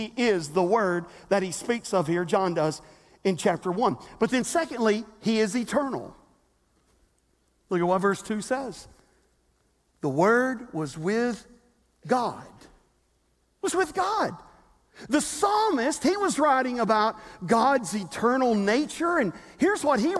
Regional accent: Selmer, Tennessee, United States; I was born in Selmer, Tennessee, to George and Diane ….

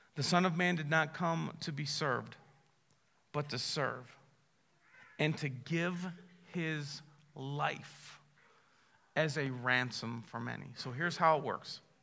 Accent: Massillon, Ohio, United States; I was born in Massillon, Ohio

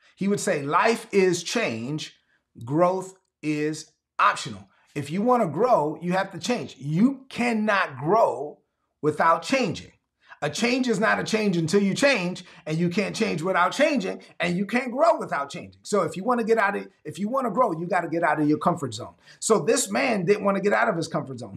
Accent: New York City, New York, United States; moved away as an adult; also born or lived in North Carolina / Georgia / South Carolina / Texas; I'm from Brooklyn, but I've been around the South a lot

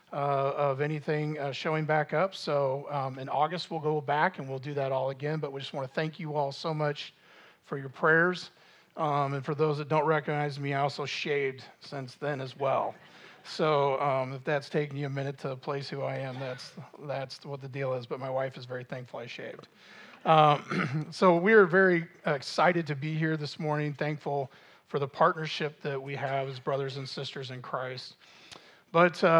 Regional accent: Normal, Illinois, United States; I grew up in Normal

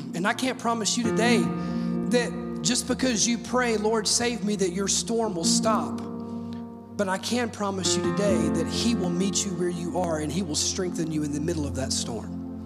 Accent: Mississippi, United States; now in Oak Ridge, United States; I'm from Mississippi where tornadoes are just as common as mosquitoes

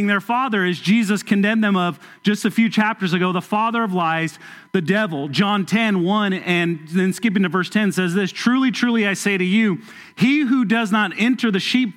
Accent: Southern California, United States; now in Kentucky, United States; I grew up in Southern California

